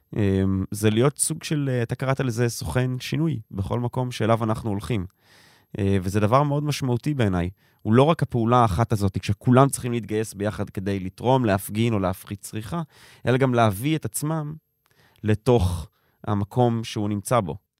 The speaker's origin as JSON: {"language": "Hebrew", "town": "Tel Aviv", "region": "Tel Aviv District", "country": "Israel", "said": "ואני תל אביבי, דור שלישי"}